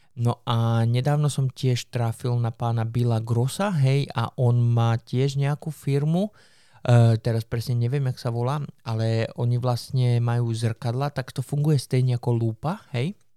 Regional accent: Slovakia; som zo Slovenska

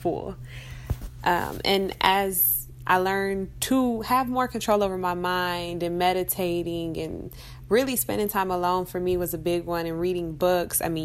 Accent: Cleveland, Ohio, United States; I'm from Cleveland, Ohio.

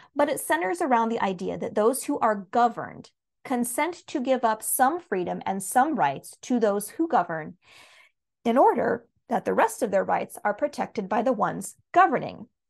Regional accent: United States; as an American

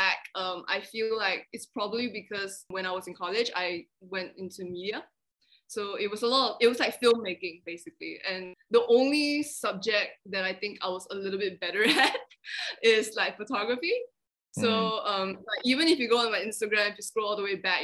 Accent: Malaysia; also born or lived in Australia; I just grew up, like, born and raised in Malaysia

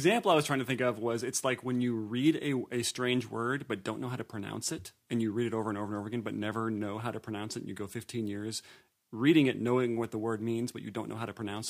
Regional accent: Indiana, United States; I am from Indiana.

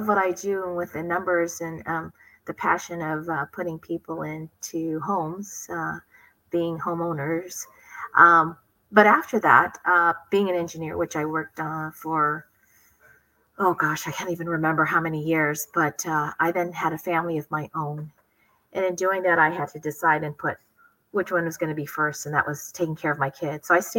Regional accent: San Diego, California, United States; also born or lived in Philippines / Hawaii; I grew up in Hawaii until I was about 5-6 years old. And then I grew up the rest of the time in San Diego.

